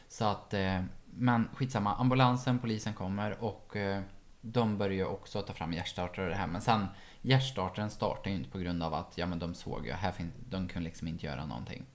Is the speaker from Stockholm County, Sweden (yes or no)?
no; Ekshärad, Värmland, Sweden; moved away; från Ekshärad där jag är ifrån